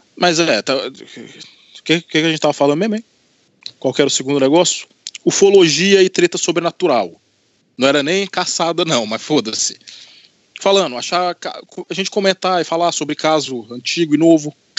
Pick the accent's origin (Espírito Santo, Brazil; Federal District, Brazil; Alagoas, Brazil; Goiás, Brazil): Goiás, Brazil; Anápolis; also born or lived in Governador Valadares, Minas Gerais / Divinópolis, Minas Gerais; eu mudei para Anápolis, Goiás, para casa do meu avô